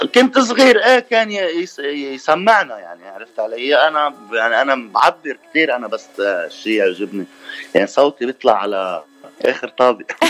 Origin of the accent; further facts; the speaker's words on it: Lebanon; نحن كلبنانيه